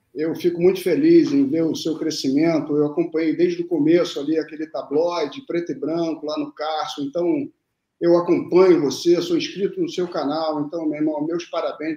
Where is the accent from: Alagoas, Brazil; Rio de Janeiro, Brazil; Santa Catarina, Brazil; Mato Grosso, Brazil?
Rio de Janeiro, Brazil; also born or lived in Lavras, Minas Gerais / Brasília; Cheguei de, de Brasília com 10 anos porque os meus pais, eles tinham, tem família aqui no Rio, entendeu? E eu fui morar no Arpoador